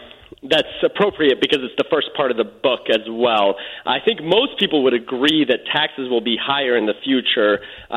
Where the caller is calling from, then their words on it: Los Angeles, California, United States; Yes, I'm calling from Hollywood, California.